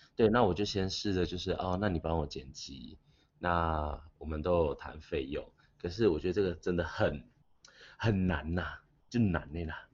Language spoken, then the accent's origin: Chinese; Taiwan; accent: Taiwanese accent; 因为我很台湾腔嘛